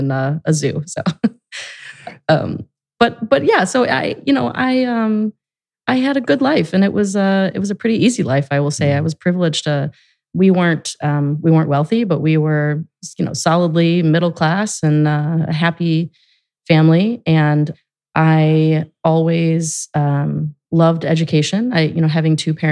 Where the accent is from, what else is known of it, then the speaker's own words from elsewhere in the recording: Gurnee, Illinois, United States; moved away as an adult; also born or lived in Grayslake, Illinois; now in Columbus, United States; I grew up in Grays Lake and Gurnee, Illinois, northern suburbs of Chicago.